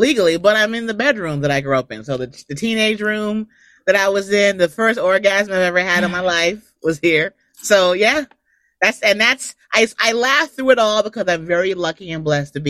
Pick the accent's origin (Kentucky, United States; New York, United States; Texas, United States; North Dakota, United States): New York, United States; moved away as an adult; also born or lived in Los Angeles, California; I'm a New Yorker.